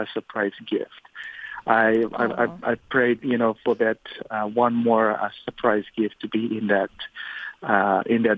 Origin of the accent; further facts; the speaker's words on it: Fiji; now in United States; Growing up in Fiji is a little bit different than growing up here in America